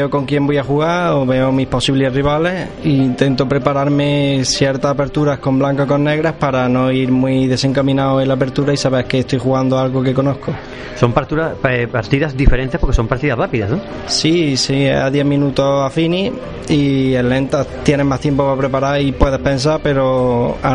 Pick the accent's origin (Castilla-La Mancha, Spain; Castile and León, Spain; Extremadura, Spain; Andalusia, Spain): Andalusia, Spain; Córdoba; De Córdoba Capital.